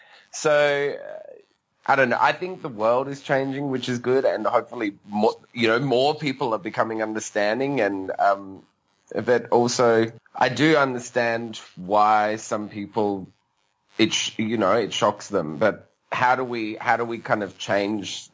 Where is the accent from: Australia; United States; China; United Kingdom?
Australia